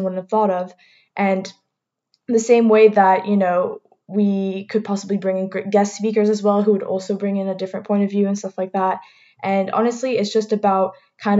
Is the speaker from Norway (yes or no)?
no; Martinique; I'm personally from Martinique, which is the only Caribbean island, French Caribbean island that's in there